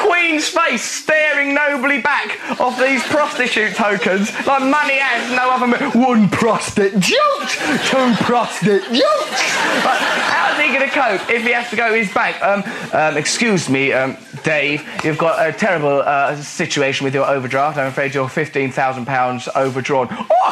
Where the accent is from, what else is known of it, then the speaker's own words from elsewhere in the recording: England, United Kingdom; it makes you very proud to be English